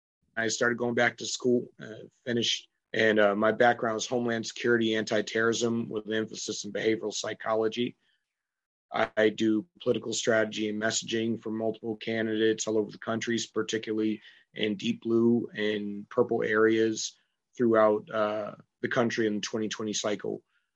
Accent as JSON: {"language": "English", "region": "New Hampshire", "country": "United States", "tie": "born or raised there", "also_born_or_lived": "England / Dayton, Ohio", "said": "I was born in England when my parents were still active duty, and then raised on Wright-Patterson Air Force Base in Dayton, Ohio. I grew up here in New England and New Hampshire"}